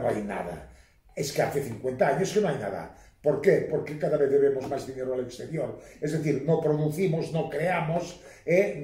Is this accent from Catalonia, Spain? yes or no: yes; Catalonia, Spain; yo soy catalán por los cuatro costados